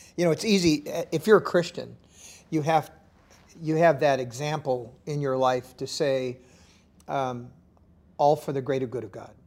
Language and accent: English; Los Angeles, California, United States; they don't know I'm from Los Angeles, they think I'm a hick